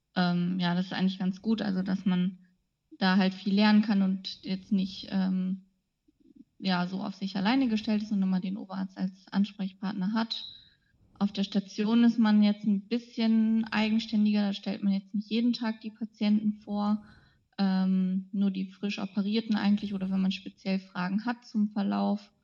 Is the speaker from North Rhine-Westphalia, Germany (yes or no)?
yes; Radevormwald, North Rhine-Westphalia, Germany; moved away as an adult; also born or lived in Ulm; now in Osnabrück, Germany; ich komme aus dem Bergischen Land, also aus der Nähe von Wuppertal, aus Rade vorm Wald. Da bin ich aufgewachsen